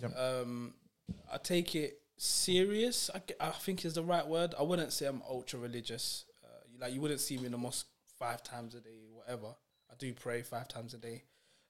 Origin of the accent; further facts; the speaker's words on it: London, United Kingdom; So I was born on June the 14th, 1998. That makes me 25 years old. I was born at the Royal London Hospital in Whitechapel. And I lived in Brick Lane pretty much all my life. Went to school in Bethnal Green. Secondary school was in a private school in Shadwell.